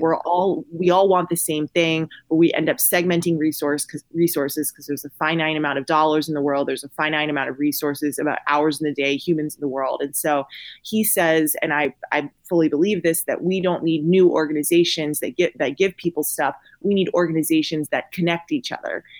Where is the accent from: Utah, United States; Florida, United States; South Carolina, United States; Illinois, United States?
South Carolina, United States; Columbia; now in Austin, United States; I live in Austin, Texas, but I'm originally from Columbia, South Carolina.